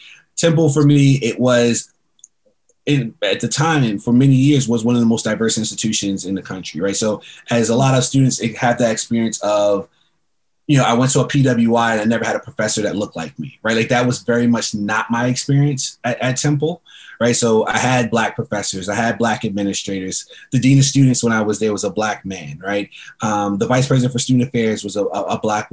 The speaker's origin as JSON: {"language": "English", "town": "New York City", "region": "New York", "country": "United States", "tie": "born or raised there", "also_born_or_lived": "Queens / Harlem / Long Island", "said": "I grew up in New York. I was born in Queens. We lived in Harlem for a while, and then we moved to Long Island"}